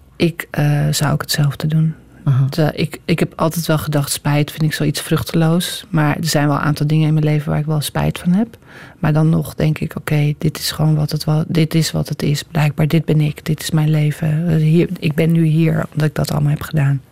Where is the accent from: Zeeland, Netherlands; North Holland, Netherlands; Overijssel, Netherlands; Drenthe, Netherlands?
North Holland, Netherlands; Amsterdam; moved away as an adult; now in Utrecht, Netherlands; Ik ben ook geboren in Amsterdam